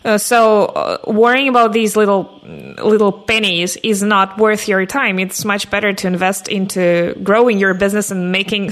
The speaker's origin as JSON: {"language": "English", "country": "Russia", "said": "I come from Russia, and that is somewhat a developing country, I guess"}